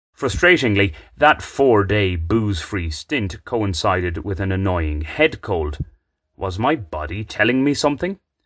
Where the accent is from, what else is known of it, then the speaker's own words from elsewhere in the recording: Ireland; now in Bogotá, Colombia; an Irishman who likes the occasional beer